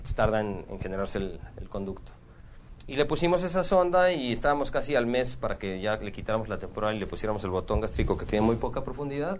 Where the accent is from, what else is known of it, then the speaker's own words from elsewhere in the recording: Mexico; yo soy de México.